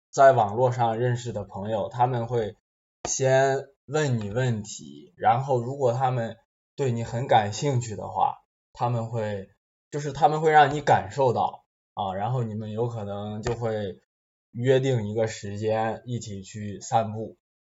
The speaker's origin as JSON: {"language": "Russian", "country": "China", "second_language": "Russian", "moved": "as an adult", "lives_now": "Belarus", "said": "я из Китая, учусь в Белорусском"}